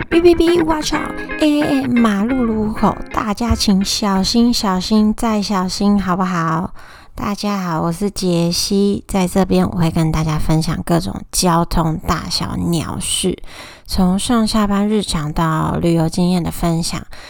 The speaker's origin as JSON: {"language": "Chinese", "region": "Taoyuan", "country": "Taiwan", "also_born_or_lived": "Tainan", "moved": "as an adult", "lives_now": "Taipei, Taiwan", "said": "我是桃园人，大学四年，还有毕业后两年，总共六年都在台南生活"}